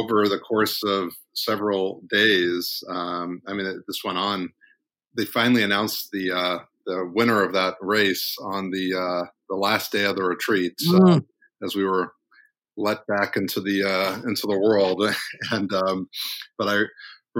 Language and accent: English; Missouri, United States; moved away; also born or lived in Washington, D.C. / Cambridge, Massachusetts; my home state of Missouri